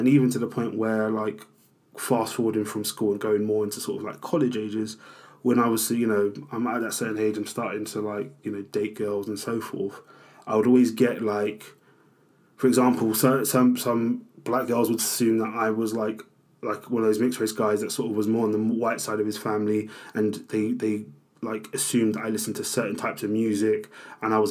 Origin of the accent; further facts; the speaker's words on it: London, United Kingdom; I grew up in South East London